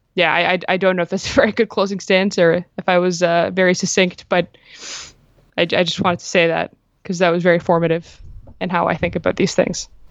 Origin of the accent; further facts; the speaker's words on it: Jordan; moved away; I'm uh, originally Palestinian, but like I grew up in Jordan